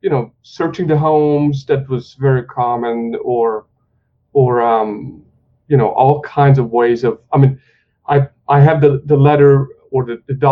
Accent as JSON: {"language": "English", "country": "Hungary", "tie": "born or raised there", "moved": "yes", "said": "I grew up in Hungary"}